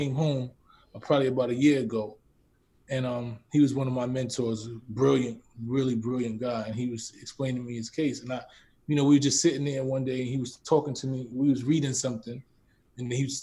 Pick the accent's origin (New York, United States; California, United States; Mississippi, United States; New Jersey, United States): New York, United States; New York City; born and raised in the Bronx